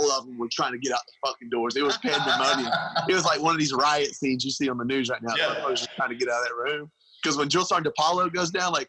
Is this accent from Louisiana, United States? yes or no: yes; Louisiana, United States; because I was from Louisiana. No one could understand what I would say.